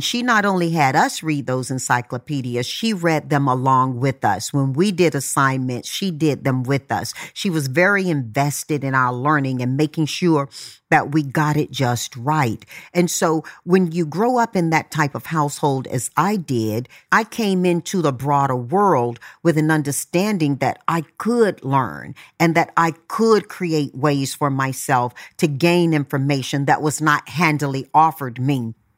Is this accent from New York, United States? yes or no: no; Tarboro, North Carolina, United States; I grew up in Tarboro, North Carolina. There were 11 siblings and mom and dad.